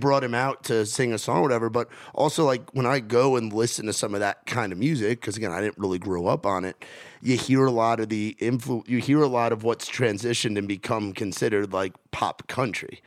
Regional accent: New York City, New York, United States; now in Nashville, United States; I'm from New York, where we got nine and a half million people on a fucking island in New York

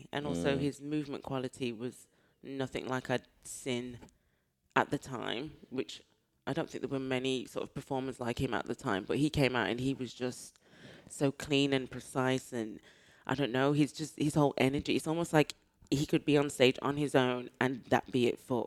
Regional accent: Birmingham, West Midlands, United Kingdom; I'm from Birmingham, if you can't hear the accent

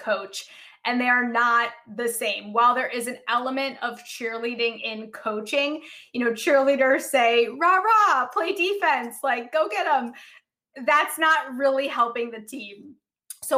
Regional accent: Chicago, Illinois, United States; I grew up in Chicago

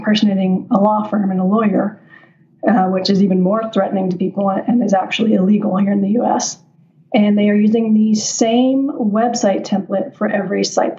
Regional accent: Nashville, Tennessee, United States; also born or lived in Netherlands; now in Las Vegas, United States; I'm from the Nashville area

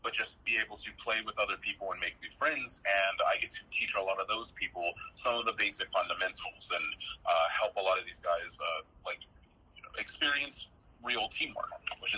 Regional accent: Benton, Arkansas, United States; I graduated from Benton High School

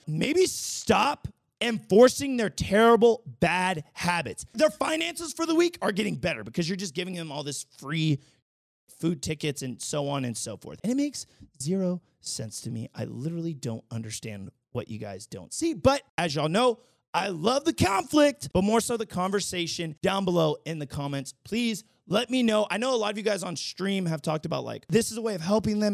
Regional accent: the Bay Area, California, United States; moved away as an adult; now in Las Vegas, United States; I'm, like, born and raised in California from the Bay

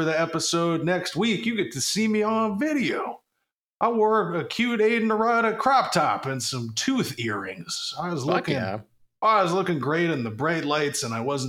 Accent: Cincinnati, Ohio, United States; also born or lived in Columbus, Ohio; Audrey's in Cincinnati. That's where we're both from

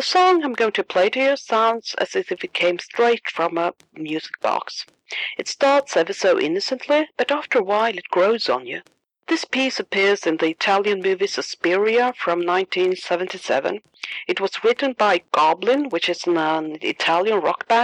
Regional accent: Sweden; accent: Swedish; English is a second language; my Swedish accent

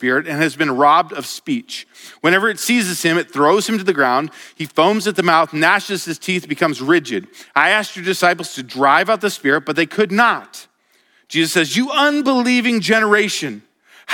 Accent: Colorado, United States; moved away as an adult; now in Montana, United States; I was from Colorado

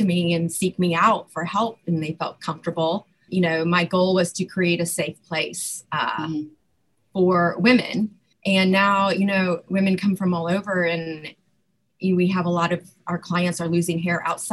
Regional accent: Ohio, United States; now in Louisville, United States; I live in Louisville, Kentucky. I'm originally from Ohio

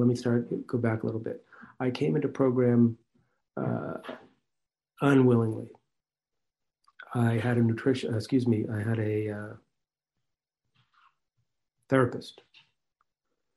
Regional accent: Marblehead, Massachusetts, United States; I grew up in Marblehead, Massachusetts

